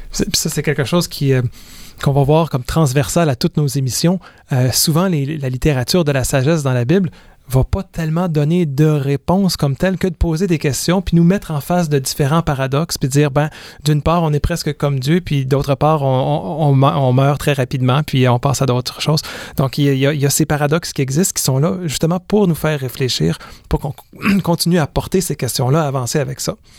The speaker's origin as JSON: {"language": "French", "region": "Quebec", "country": "Canada", "tie": "born or raised there", "said": "je suis né au Québec en mille neuf cent soixante-dix-huit"}